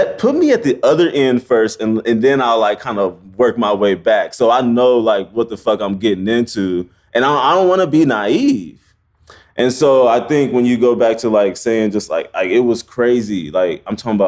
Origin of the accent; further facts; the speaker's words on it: Omaha, Nebraska, United States; moved away as an adult; also born or lived in Iowa; now in New York, United States; I was born in Omaha, Nebraska. I went to college in Iowa, and then I landed in New York